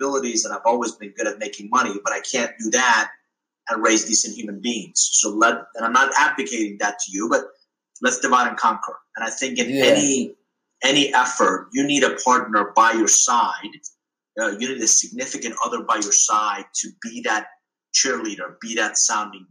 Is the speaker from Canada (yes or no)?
no; Iran; now in United States; I was born abroad. So I'm originally from Iran.